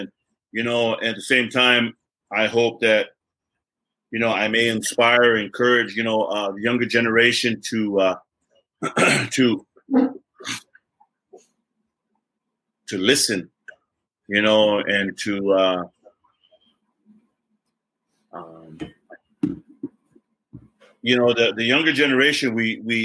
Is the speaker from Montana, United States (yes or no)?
yes; Ashland, Montana, United States; moved away as an adult; now in Lawrence, United States; on the east side of our reservation where I grew up in Ashland